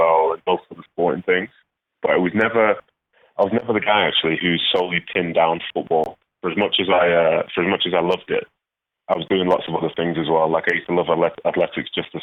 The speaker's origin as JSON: {"language": "English", "town": "Manchester", "region": "North West England", "country": "United Kingdom", "tie": "born or raised there", "also_born_or_lived": "Nigeria", "said": "I was raised in Manchester, I was raised in Mancunian, so I also see that as home"}